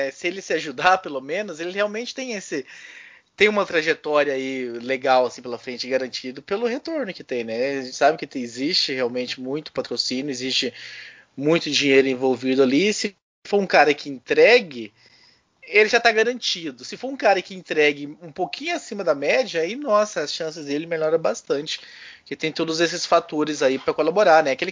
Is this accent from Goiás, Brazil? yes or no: yes; Goiás, Brazil; quando eu era pequeno, lá em Goiás, né?